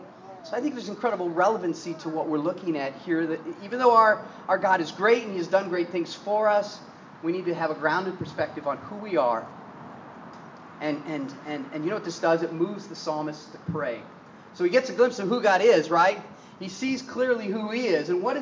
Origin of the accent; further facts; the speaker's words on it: Midwest, United States; also born or lived in Northeastern United States; Growing up in the Midwest and the Northeast, I was very aware in the wintertime when I exhaled